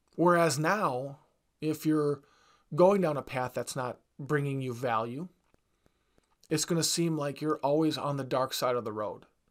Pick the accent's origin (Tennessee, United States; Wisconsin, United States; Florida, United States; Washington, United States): Wisconsin, United States; I'm from Wisconsin